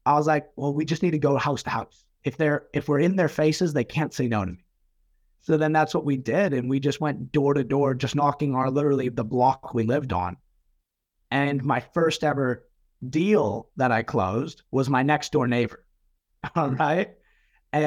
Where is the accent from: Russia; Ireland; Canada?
Canada; Manitoba; now in New Zealand; I come from Canada originally, so a lot of snow